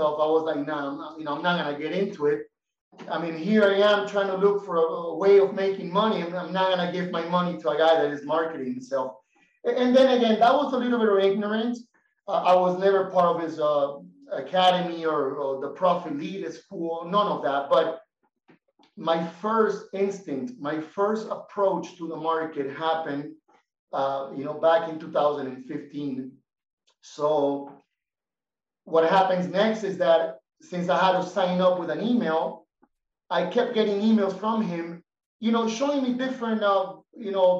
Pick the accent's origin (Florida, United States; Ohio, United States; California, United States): Florida, United States; Miami; moved away as an adult; now in Bolivia; I was raised in Miami. I lived in Miami for about 14 years.